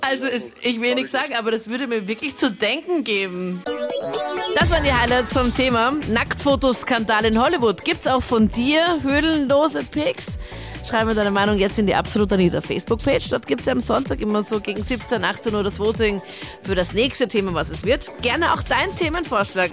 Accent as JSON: {"language": "German", "town": "Linz", "region": "Upper Austria", "country": "Austria", "said": "Ich komme zwar aus Linz und ich war vor zehn Jahren auch in Linz"}